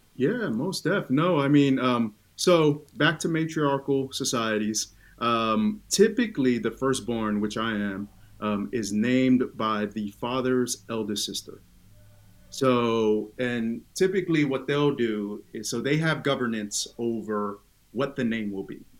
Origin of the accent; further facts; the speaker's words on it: Oakland, California, United States; first language Tongan; English is a second language; I was born and raised in Oakland, California, uh, deep East Oakland